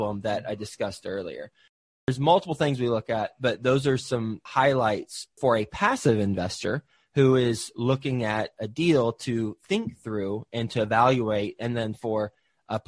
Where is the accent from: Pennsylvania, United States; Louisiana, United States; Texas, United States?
Texas, United States; Fort Worth; also born or lived in Flint, Michigan / Houston, Texas; I was born in Flint, Michigan, but my family moved from Flint, Michigan to Houston, actually. And then we moved to Fort Worth, Texas, where I grew up for most of my life.